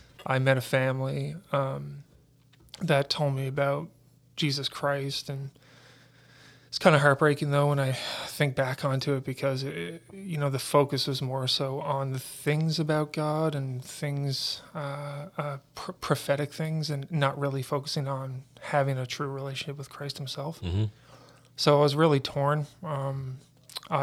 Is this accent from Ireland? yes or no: no; St. John's, Newfoundland and Labrador, Canada; also born or lived in Stephenville; I'm from Stephenville is where I was born. I was adopted, so I've grown up in St. John's, Newfoundland. So St. John's is my home.